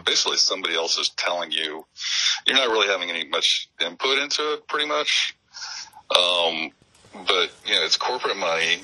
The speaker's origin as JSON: {"language": "English", "town": "Phoenix", "region": "Arizona", "country": "United States", "tie": "born or raised there", "also_born_or_lived": "Denver, Colorado", "said": "born and raised in Phoenix."}